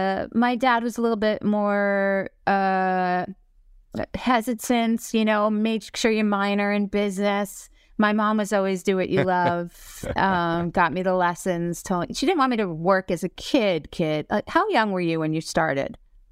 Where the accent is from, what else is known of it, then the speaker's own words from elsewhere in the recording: Syosset, New York, United States; Syosset, Long Island, yeah. And then I went to NYU.